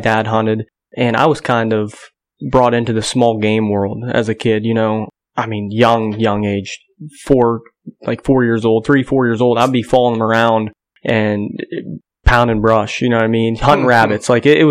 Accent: Grove City, Pennsylvania, United States; I'm 27 years old. Born and raised in Grove City, Pennsylvania

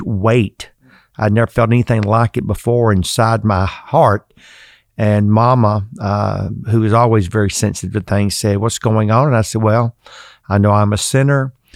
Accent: Atlanta, Georgia, United States; I was born in Atlanta, Georgia

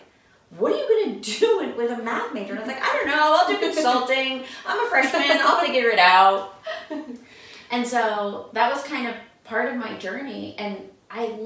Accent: Pennsylvania, United States; now in Iowa, United States; I grew up in Pennsylvania

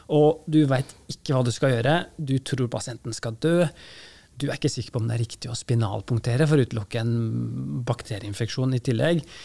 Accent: Norway; Som norske leger

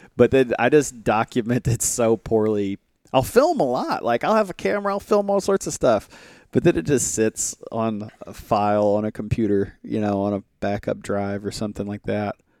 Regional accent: Little Rock, Arkansas, United States; I'm from Little Rock.

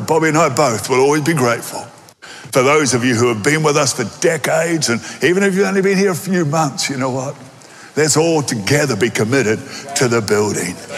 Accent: Australia; accent: Aussie; in my Aussie accent

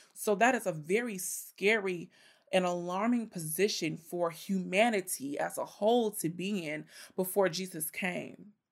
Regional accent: Richmond, United States; my hometown, the city of Richmond

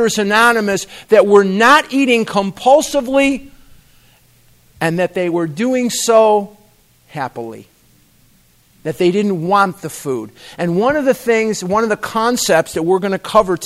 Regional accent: Chicago, Illinois, United States; moved away as an adult; also born or lived in Eugene, Oregon; now in Scottsdale, United States; I'm born and raised in Chicago

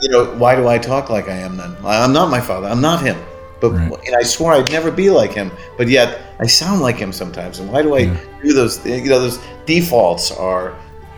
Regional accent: Orland Park, Illinois, United States; I'm in the house that I grew up in right now

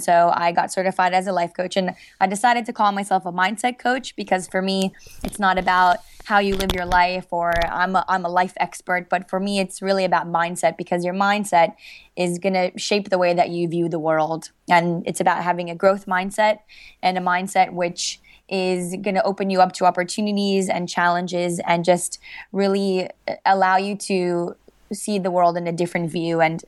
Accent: Miami, Florida, United States; So I grew up in Miami, and my parents got divorced when I was about 7

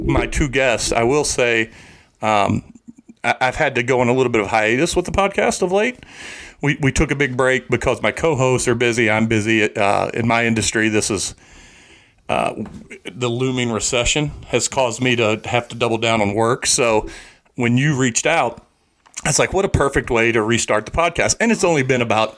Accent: Southeast Missouri, United States; I have bad pronunciations since I'm from Southeast Missouri

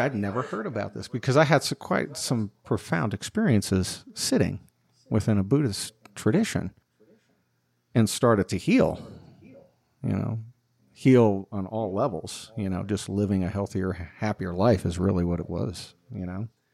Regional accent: Northeast New Jersey, United States; moved away as an adult; also born or lived in Colorado; I grew up in the Catholic school system, K through twelve, and Northeast Jersey

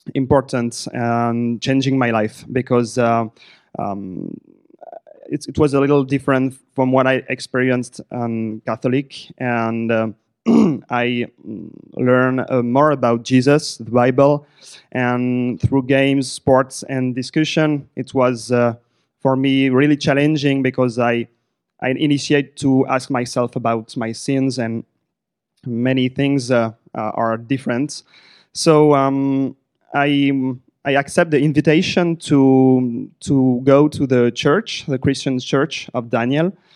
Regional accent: Senlis, Hauts-de-France, France; English is a second language; my older sister and I, we were raised in Senlis. It is a, um, French city close to Paris.

